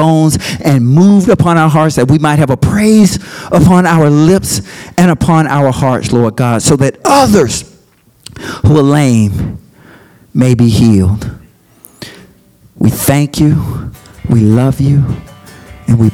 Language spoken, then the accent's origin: English; Birmingham, Alabama, United States; moved away as an adult; also born or lived in Auburn / Michigan / Washington, D.C.; I came from Birmingham